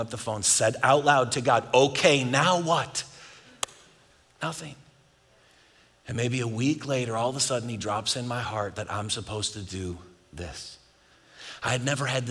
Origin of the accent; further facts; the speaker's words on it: Buffalo, New York, United States; now in Texas, United States; I'm from Buffalo